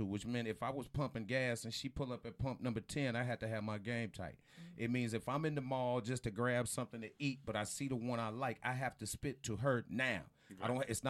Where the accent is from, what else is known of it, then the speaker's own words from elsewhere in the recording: Houston, Texas, United States; moved away; also born or lived in Tampa, United States; But I come from Houston.